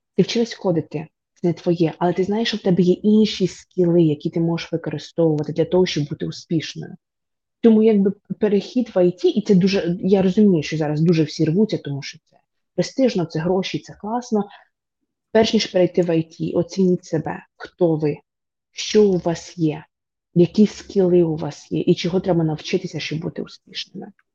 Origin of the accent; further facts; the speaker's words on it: Vinnytsia Oblast, Ukraine; also born or lived in Poland; now in United States; я з дуже звичайної родини, тобто я з Вінницької області, я з малесенького містечка